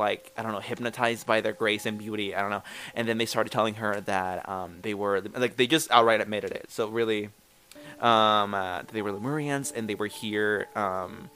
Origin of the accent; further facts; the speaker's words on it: Northern California, United States; moved away; we are from California, up north. And by where we used to live, there was a mountain, Mount Shasta